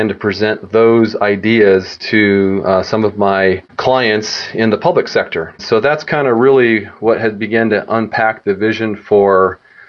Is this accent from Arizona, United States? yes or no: yes; Arizona, United States; also born or lived in Illinois; I'm actually from Arizona. Grew up on a cattle ranch and a cotton farm